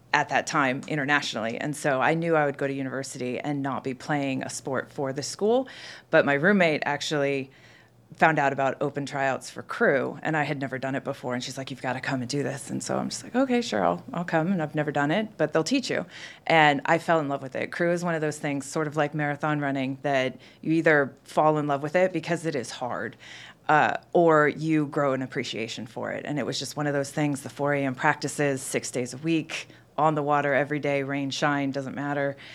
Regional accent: Pacific Northwest, United States; now in Atlanta, United States; I'm currently based in Atlanta, And I am from the Pacific Northwest. That's where I've spent the last fifteen years

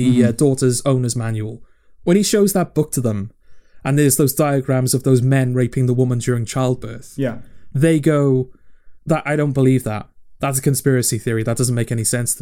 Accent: United Kingdom; being British

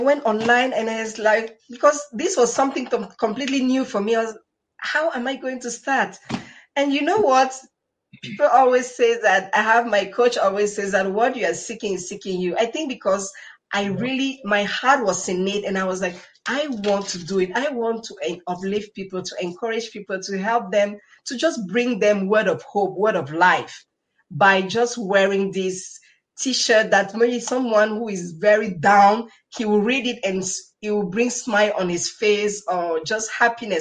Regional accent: Cameroon; English is a second language; moved away as an adult; now in Switzerland; I love my life here in Cameroon because I'm originally from Cameroon.

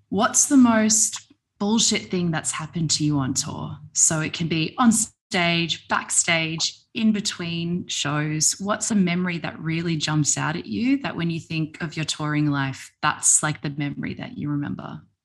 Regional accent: Melbourne, Victoria, Australia; now in Sydney, Australia; I'm in Sydney now, but I'm originally from Melbourne

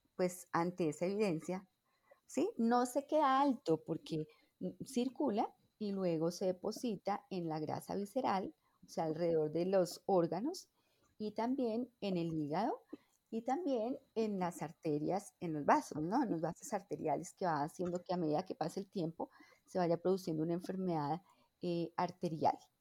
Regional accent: Bogotá, Colombia; yo nací en Bogotá

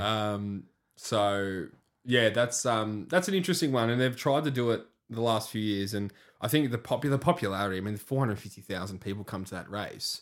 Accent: Australia; as an Aussie

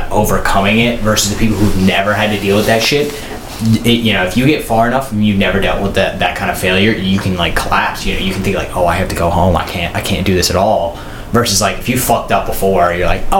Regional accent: United States; as an American

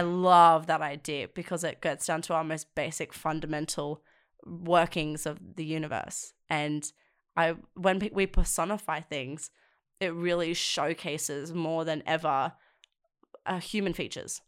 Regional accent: South Coast, New South Wales, Australia; moved away as an adult; now in Sydney, Australia; I'm from the South Coast. Um, and it really affected the areas I grew up

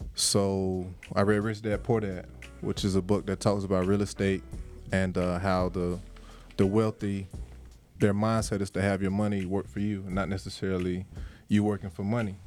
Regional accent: Jacksonville, Florida, United States; moved away as an adult; now in Atlanta, United States; I'm from from Jacksonville, Florida. Me and Smitty, we played. Uh, shout out to First Coast High School

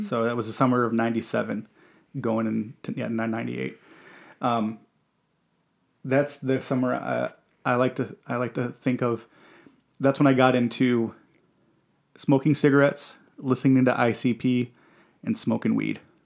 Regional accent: Detroit, Michigan, United States; I was born in Detroit, Michigan, uh, Henry Ford Hospital

